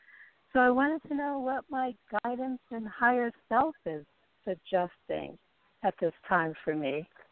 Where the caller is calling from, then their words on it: Nevada, United States; calling from Nevada.